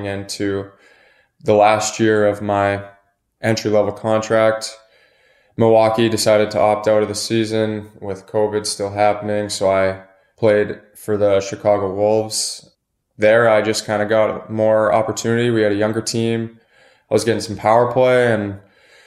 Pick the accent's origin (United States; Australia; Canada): Canada; Western Canada; growing up in Western Canada